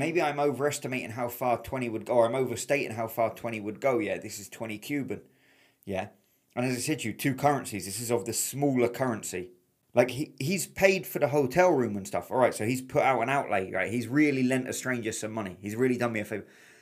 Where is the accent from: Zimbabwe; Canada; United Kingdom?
United Kingdom; England; I'm from England